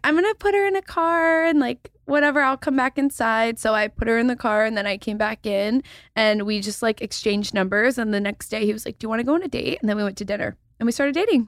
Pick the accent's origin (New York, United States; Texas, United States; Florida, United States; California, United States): Texas, United States; I'm from Texas